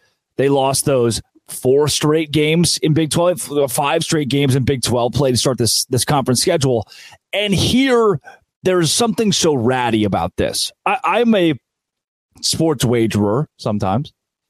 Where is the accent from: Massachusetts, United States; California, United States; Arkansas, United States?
Arkansas, United States; We're both from Arkansas.